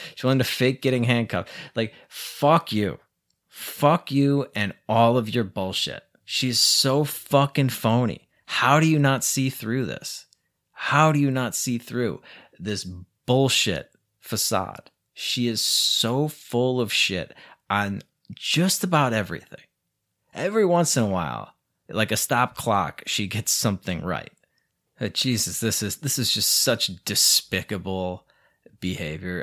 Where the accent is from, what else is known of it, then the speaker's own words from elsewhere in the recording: United States; now in Mexico; I'm American